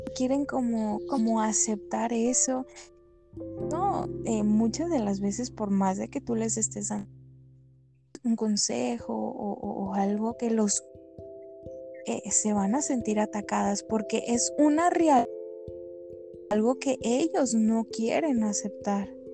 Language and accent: Spanish; Guadalajara, Jalisco, Mexico; soy de Guadalajara